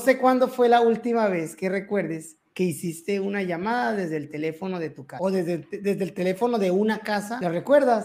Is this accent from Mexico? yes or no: yes; Mexico; como buenos mexicanos, tenemos esa, esa costumbre